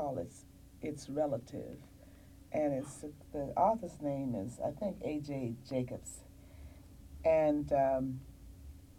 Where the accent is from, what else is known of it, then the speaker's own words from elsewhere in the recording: Washington, District of Columbia, United States; I'm from Washington, D.C., Virginia area